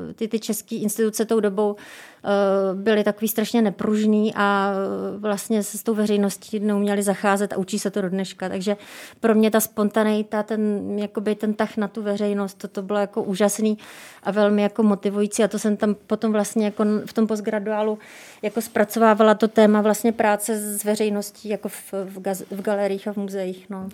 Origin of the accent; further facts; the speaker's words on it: Brno, South Moravian Region, Czechia; já jsem z Brna